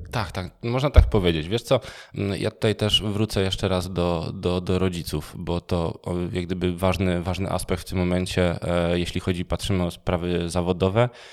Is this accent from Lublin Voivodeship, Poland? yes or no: no; Częstochowa, Silesian Voivodeship, Poland; ja jestem z Częstochowy